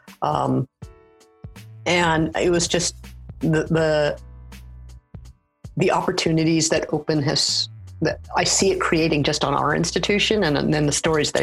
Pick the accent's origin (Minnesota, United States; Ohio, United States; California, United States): California, United States; Los Angeles; moved away as an adult; now in Saskatoon, Canada; I'm originally from the Los Angeles area, and I now live in Saskatoon